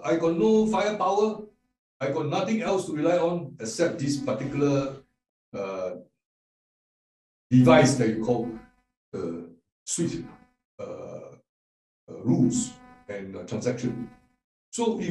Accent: Singapore; I am from Singapore, which is a city state

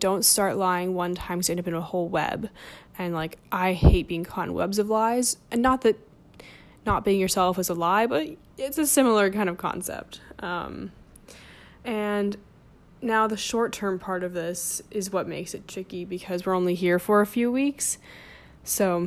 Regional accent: New Jersey, United States; moved away as an adult; also born or lived in Bloomington, Indiana; now in New York, United States; I grew up in New Jersey

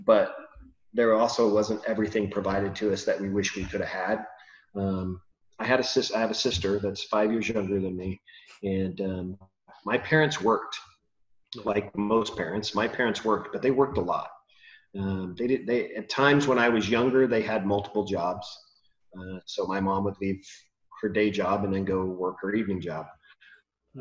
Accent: California, United States; I grew up in California. Been here my whole life.

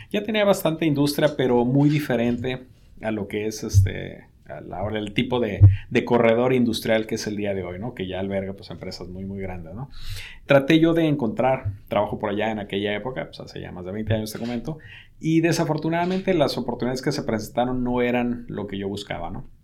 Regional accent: Mexico City, Mexico; also born or lived in Querétaro / Guadalajara / Monterrey; Ah, yo soy originario de la Ciudad de México.

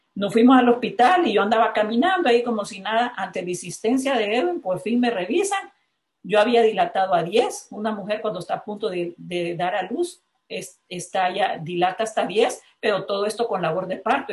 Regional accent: La Ceiba, Atlántida, Honduras; me cruzaba las tres avenidas principales de La Ceiba, de donde soy originaria

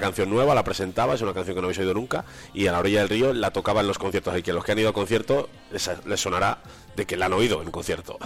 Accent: Valladolid, Castile and León, Spain; moved away; Valladolid es un fijo para mí, porque es mi tierra

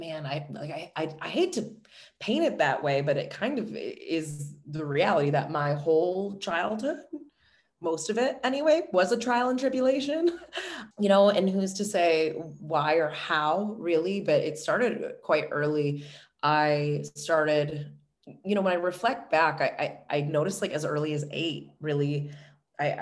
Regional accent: Orchard Park, New York, United States; I was born and raised in Buffalo. I grew up in Orchard Park, obviously, which is a small suburb just outside of the city of Buffalo

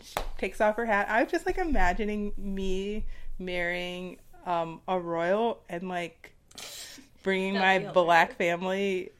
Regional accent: United States; as an American

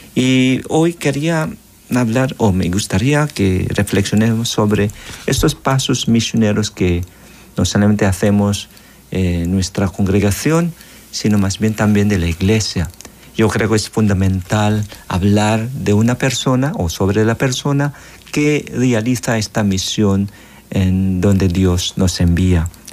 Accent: Philippines; moved away as an adult; now in El Salvador; Yo soy misionero filipino

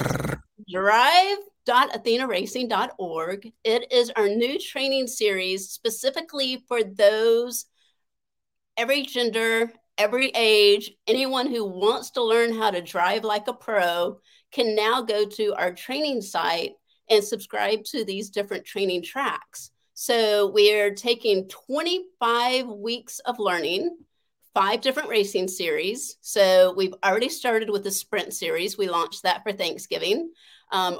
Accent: the South, United States; I grew up in the South where girls were not supposed to have a voice

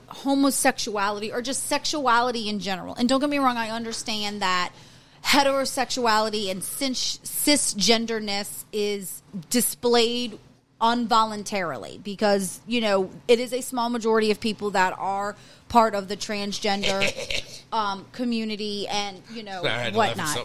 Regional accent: Louisiana, United States; we're from Louisiana

